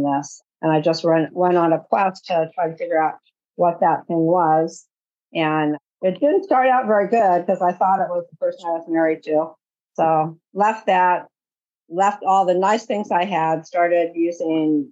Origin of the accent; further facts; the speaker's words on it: California, United States; I am from California.